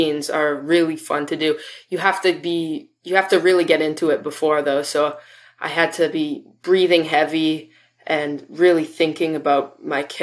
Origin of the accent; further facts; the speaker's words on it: Vancouver, British Columbia, Canada; I am from Vancouver, BC.